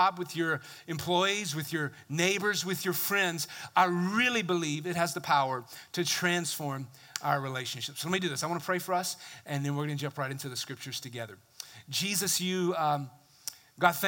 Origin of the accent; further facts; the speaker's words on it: the South, United States; I come from the South